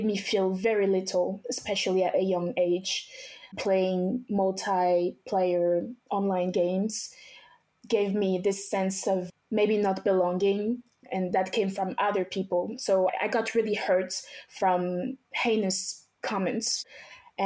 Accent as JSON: {"language": "English", "country": "France", "tie": "born or raised there", "also_born_or_lived": "Togo / Benin", "said": "I was actually born in Togo, West Africa. I grew up until I was about 7 years old in Benin. So after I was born in Togo, my family and I went straight to Benin, which are close countries. They're basically the same culture. After that, we came straight to France. This is when I started going to middle school"}